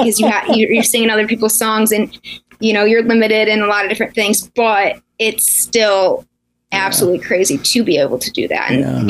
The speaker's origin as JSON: {"language": "English", "region": "Michigan", "country": "United States", "tie": "born or raised there", "said": "my hometown"}